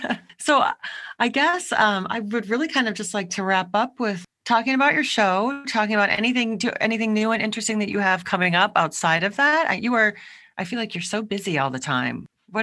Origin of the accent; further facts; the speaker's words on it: Midwest, United States; moved away as an adult; also born or lived in Boston / California; I grew up in the Midwest, went to school, actually not far from you in Boston.